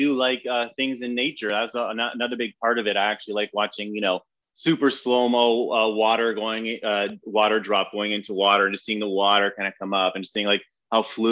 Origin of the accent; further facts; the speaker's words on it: London, Ontario, Canada; now in Los Angeles, United States; I grew up in Canada, just outside of Toronto, in a place called London, Ontario.